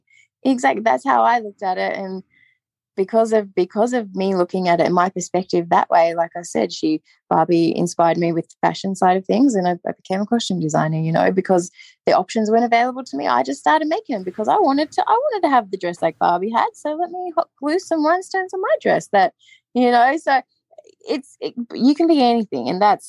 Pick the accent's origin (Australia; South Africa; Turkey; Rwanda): Australia; being like a plus size girl in the 90s growing up in Australia